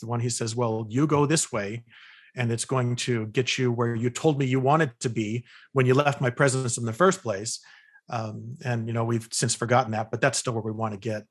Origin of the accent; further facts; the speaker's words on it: California, United States; moved away as an adult; also born or lived in Utah; I was, uh, born and raised in California